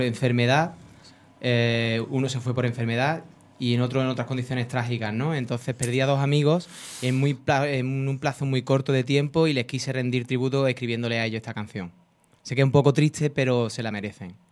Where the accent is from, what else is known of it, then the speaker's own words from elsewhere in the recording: Córdoba, Andalusia, Spain; also born or lived in Estepona; now in Fuengirola, Spain; Nací en Córdoba.